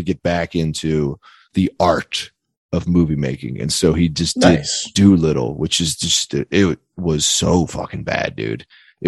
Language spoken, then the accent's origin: English; near Easttown, Pennsylvania, United States; moved away; Easttown, Pennsylvania, which is not terribly far from where we grew up